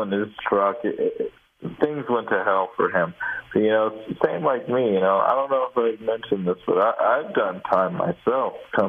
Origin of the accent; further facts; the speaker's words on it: California, United States; The Bay Area.